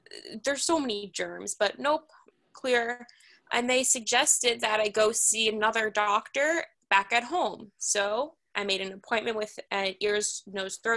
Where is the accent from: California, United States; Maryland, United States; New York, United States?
New York, United States; New York City; I grew up in Manhattan